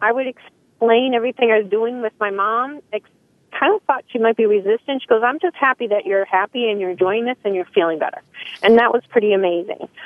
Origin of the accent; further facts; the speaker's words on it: Salem, Massachusetts, United States; I'm from Salem, Massachusetts